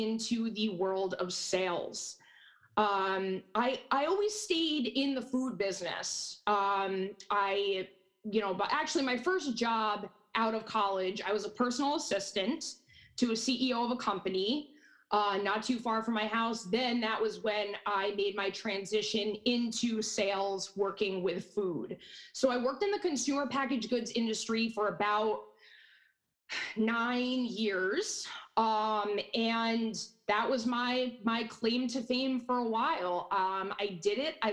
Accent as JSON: {"language": "English", "area": "Hudson Valley", "region": "New York", "country": "United States", "tie": "born or raised there", "said": "I grew up born and raised in the Hudson Valley, never left"}